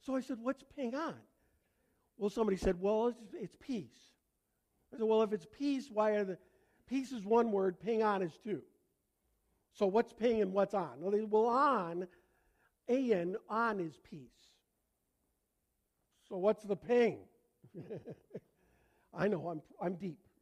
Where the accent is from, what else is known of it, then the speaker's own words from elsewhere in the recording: Canada; accent: Canadian; moved away; my Canadian accent